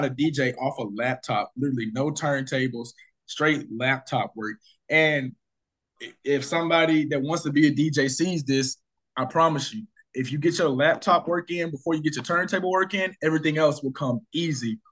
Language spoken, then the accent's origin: English; Arkansas, United States; I threw my first party in my hometown. Yeah. Excuse me, Arkansas.